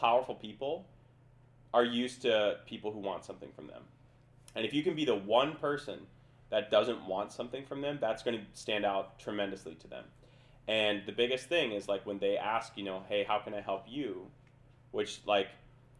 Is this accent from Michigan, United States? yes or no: no; Minnesota, United States; moved away as an adult; also born or lived in Lawrence, Kansas; I'm from Minnesota. Like, that alone, yeah, like, I have no network, from Minnesota, from a small town. I was grew up in a township